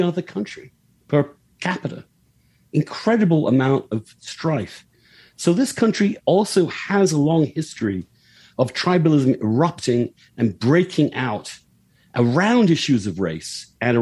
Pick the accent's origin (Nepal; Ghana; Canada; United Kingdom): United Kingdom; moved away as an adult; now in United States; in my home country